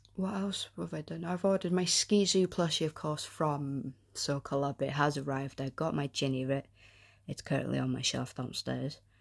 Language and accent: English; North Wales, United Kingdom; I am from Wales, the North, North Wales